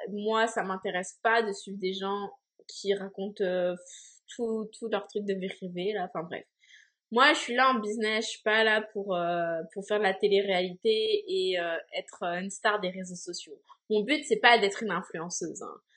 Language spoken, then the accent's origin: French; France; moved away as an adult; now in Montreal, Canada; je suis une Française installée à Montréal